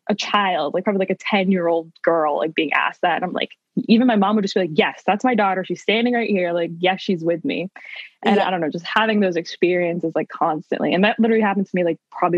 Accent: Salem, Massachusetts, United States; I am from Salem, Massachusetts, up here in the North Shore

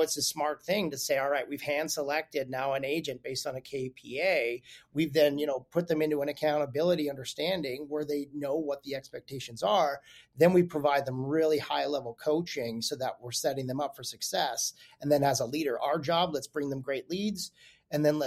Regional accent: Calgary, Alberta, Canada; I'm from Calgary, Alberta originally

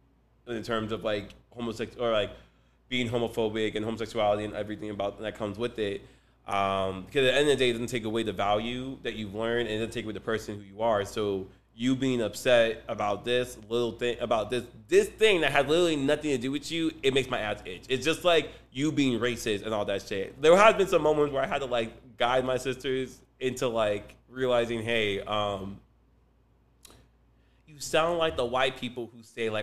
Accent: Nigeria; also born or lived in Belgium; now in United States; I'm Nigerian, I was born in Belgium, and then, like, I'm a U.S. sit.

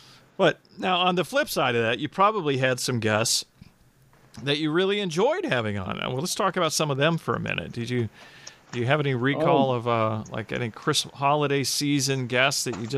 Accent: Phoenix, Arizona, United States; also born or lived in Georgia; now in Michigan, United States; I grew up in Phoenix

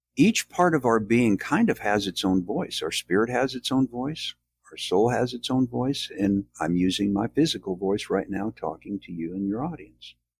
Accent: Midwest, United States; now in the South, United States; I was born in the South, raised in the Midwest, and I'm back in the South now

